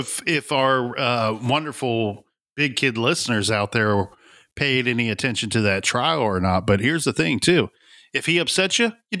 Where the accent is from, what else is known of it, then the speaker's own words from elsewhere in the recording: Ohio, United States; we're from Ohio, so we're not very far from Kentucky, and I get that it's a little bit of hick talk, but you know what? I'm proud to say that I got a little bit of hillbilly in me.